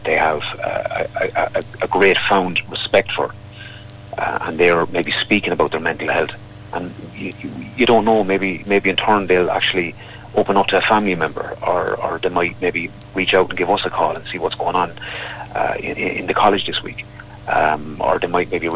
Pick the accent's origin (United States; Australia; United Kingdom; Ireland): Ireland; we as Irish